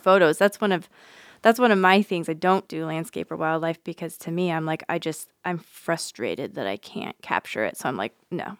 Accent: Nevada, United States; now in Nebraska, United States; I'm from Nevada originally.

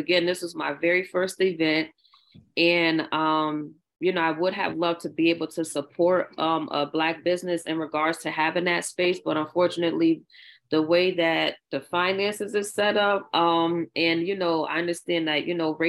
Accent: New Orleans, Louisiana, United States; I grew up in New Orleans

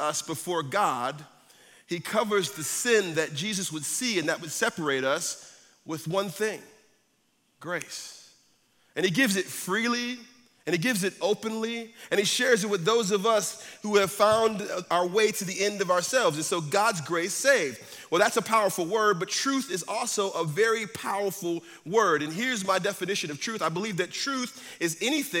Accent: Northeast, United States; moved away; I'm from the Northeast, so we have snow.

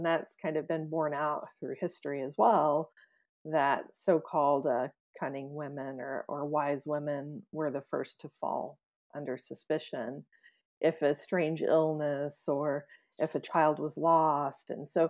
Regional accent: the Ozarks, United States; talk about what it was like growing up in the Ozarks and introduce people to a part of the country that maybe they weren't too familiar

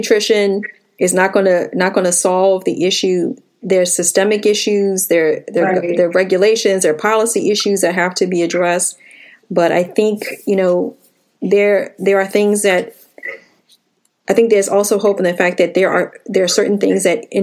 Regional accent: Washington, District of Columbia, United States; moved away; I grew up in Washington, D.C.

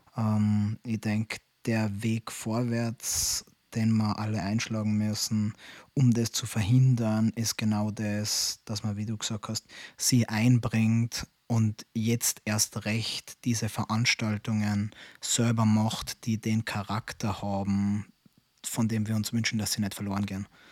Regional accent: Austria; bei uns in Österreich

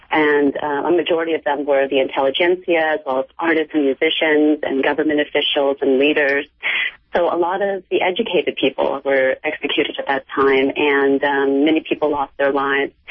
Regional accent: Cambodia; born there; I was born in Cambodia, and um, I was born during the Khmer Rouge regime.

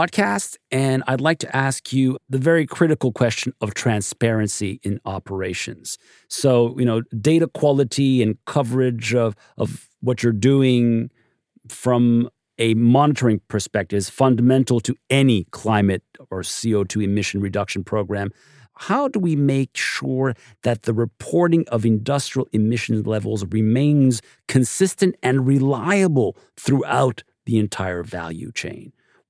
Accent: Montreal, Quebec, Canada; including my hometown of Montreal

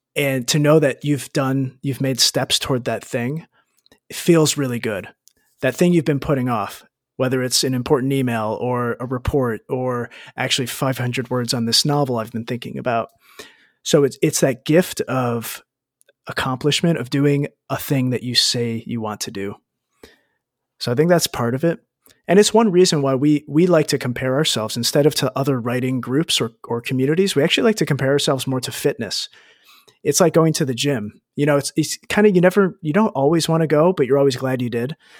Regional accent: United States; moved away as an adult; I grew up in the States

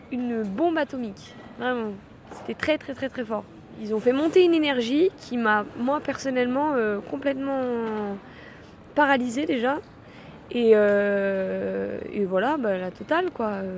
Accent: Lyon, Auvergne-Rhône-Alpes, France; j'ai 23 ans, euh, je suis de Lyon à la base.

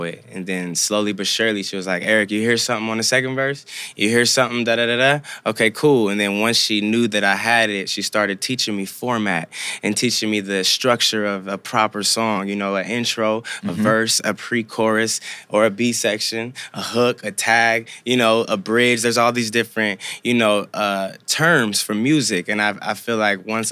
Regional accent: Compton, California, United States; also born or lived in Norwalk / Santa Fe Springs; Grew up in Compton, went to school in Norwalk, Santa Fe Springs

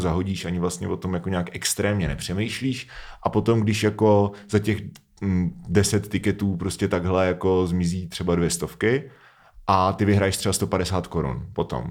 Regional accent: Pardubice Region, Czechia; v Pardubickém kraji, odkud pocházím

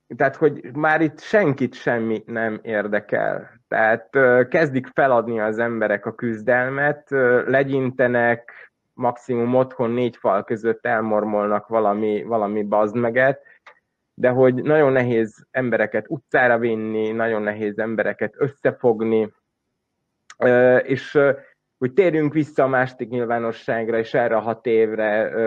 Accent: Subotica, Vojvodina, Serbia; Szabadkán élek, Szabadkai vagyok

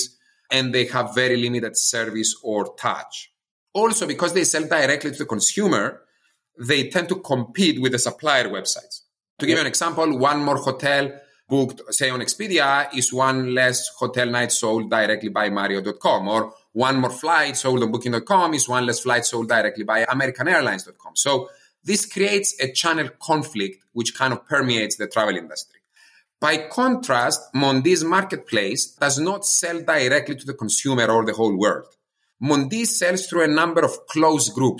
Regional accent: Cyprus; now in United States; I'm originally from Cyprus, an island close to Greece in the eastern corner of Europe.

